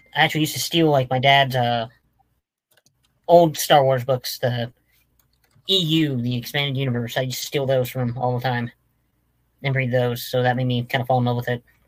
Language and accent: English; Nevada, United States; also born or lived in Winnemucca, Nevada; I'm from Nevada